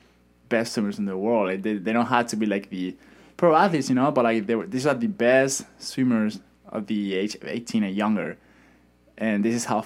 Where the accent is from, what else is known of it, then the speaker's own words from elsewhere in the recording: Madrid, Community of Madrid, Spain; first language Spanish; English is a second language; moved away as an adult; That's the city I'm from